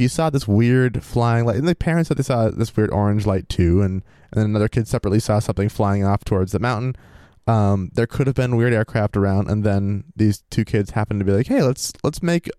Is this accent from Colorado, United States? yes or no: no; Ohio, United States; As most of you probably knew, or as most of you probably know, I grew up in Ohio.